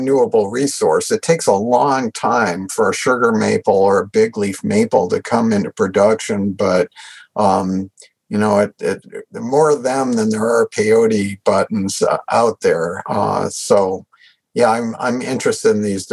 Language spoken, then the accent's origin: English; New England, United States; also born or lived in Washington State; now in Washington, United States; I grew up in New England